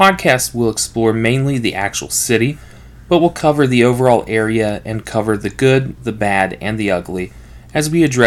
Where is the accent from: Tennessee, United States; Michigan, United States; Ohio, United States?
Ohio, United States; Cincinnati; moved away as an adult; now in Stevens Point, United States; I'm actually from Cincinnati originally myself, and I landed here 6 years ago